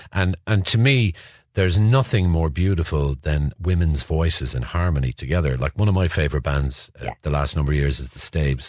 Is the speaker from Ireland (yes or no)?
yes; Ireland; what I love about being Irish